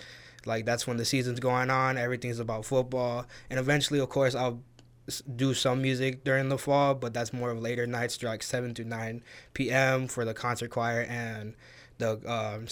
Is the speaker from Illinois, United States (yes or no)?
yes; Waukegan, Illinois, United States; moved away as an adult; now in Monmouth, United States; I'm originally from Waukegan, Illinois. Grew up there, moved there when I was 1 year old, and just lived there my whole entire life